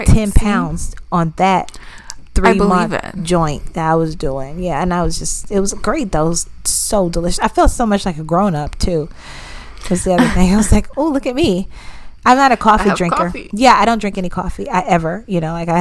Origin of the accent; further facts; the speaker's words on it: the South, United States; We're from the South